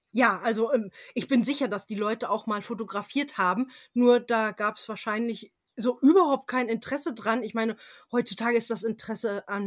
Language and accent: German; England, United Kingdom; Und ich bin zum Teil in England aufgewachsen oh. und hatte oh. dort jede Menge kleine Manors und Castles in der Umgebung.